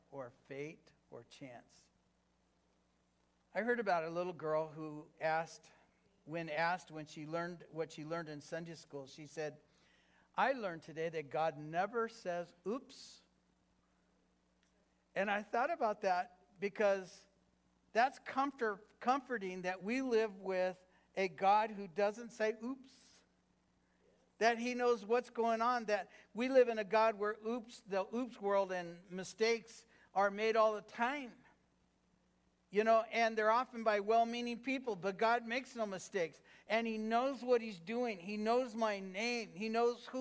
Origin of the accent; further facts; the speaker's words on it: Fillmore, California, United States; also born or lived in Los Angeles, California / Lynwood, California / Norwalk, California / El Cajon, California; now in Hesperia, United States; I was born in Los Angeles. Raised in Fillmore, California